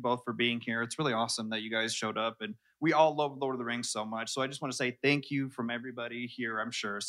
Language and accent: English; Denver, Colorado, United States; We're from Denver.